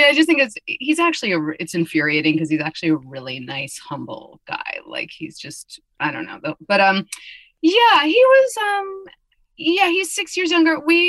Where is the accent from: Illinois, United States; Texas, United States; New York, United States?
New York, United States; New York City; I grew up in New York City, in the city, and I romped around being the Tasmanian devil, diabolical little Jew.